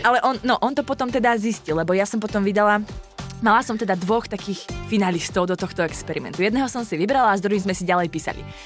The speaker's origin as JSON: {"language": "Slovak", "town": "Martin", "region": "Žilina Region", "country": "Slovakia", "tie": "born or raised there", "also_born_or_lived": "southern Slovakia", "said": "No, ja som vyrastala v Martine, mm-hmm. až kým som akože rodinu máme na juhu Slovenska, ale my sme sa potom presťahovali do Martina, v, keď som šla na základku, takže tam som vyrastala."}